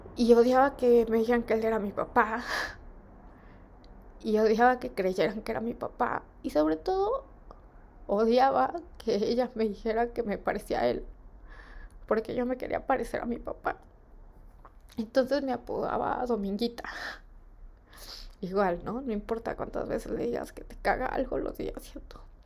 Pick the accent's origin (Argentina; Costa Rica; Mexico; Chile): Mexico; de niña en México se acostumbra que te den domingo